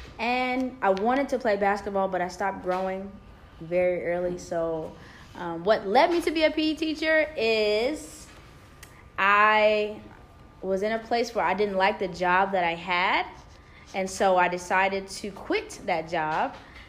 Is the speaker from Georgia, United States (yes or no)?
yes; Georgia, United States; also born or lived in New Jersey / North Carolina / Maryland; I claim almost the entire East Coast because I was born in New Jersey, raised in the state of Georgia. I went to undergrad in North Carolina. And then before I came here, I lived in Maryland, but I worked in D.C.